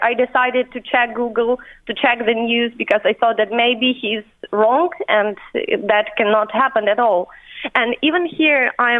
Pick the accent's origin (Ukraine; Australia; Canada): Ukraine; Chernobyl, Kyiv Oblast; now in Ireland; firstly, we went to Chernobyl, to my hometown. We wanted to stay there but actually it's not really safe too.